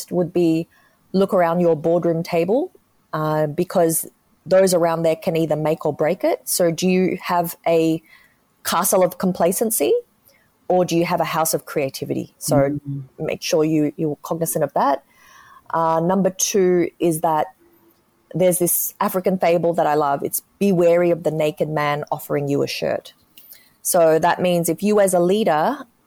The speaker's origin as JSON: {"language": "English", "country": "Australia", "tie": "born or raised there", "accent": "Australian", "said": "growing up in Australia in the 80s, it was really tough. I may sound Australian, but back then we were one of the first Chinese families on the ground."}